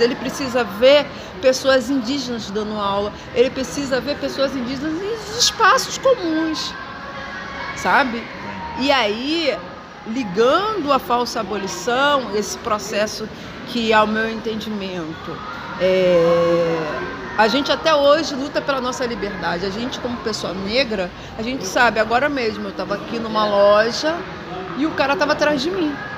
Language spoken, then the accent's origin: Portuguese; Rio de Janeiro, Brazil; nasci, sou carioca